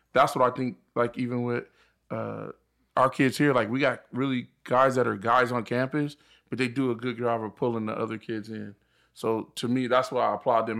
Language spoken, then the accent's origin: English; Riverside, California, United States; actually from the I E. We grew up in Riverside